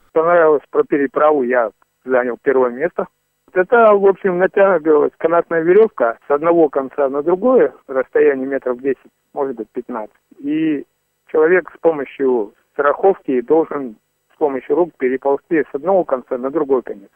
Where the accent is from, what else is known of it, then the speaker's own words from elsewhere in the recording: Abakan, Khakassia, Russia; я Республики Хакасия из города Абакана